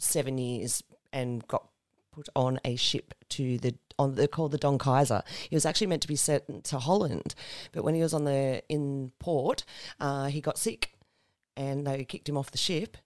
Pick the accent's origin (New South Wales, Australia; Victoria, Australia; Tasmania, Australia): New South Wales, Australia; Sydney; now in Central Coast, Australia; Well, I'm mostly now from the Central Coast. I did grow up in Sydney.